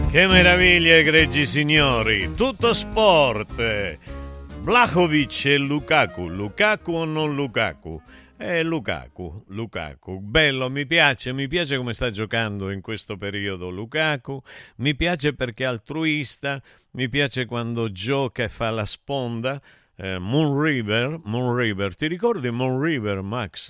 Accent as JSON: {"language": "Italian", "town": "Taurianova", "region": "Calabria", "country": "Italy", "said": "mio paese di Taurianova"}